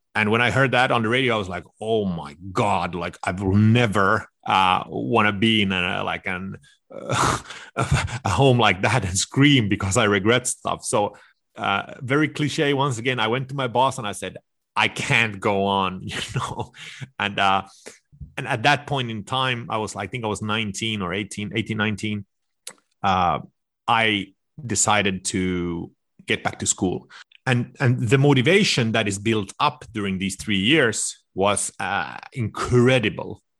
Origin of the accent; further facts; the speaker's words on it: suburb of Stockholm, Stockholm County, Sweden; moved away; I was raised in this suburb to Stockholm.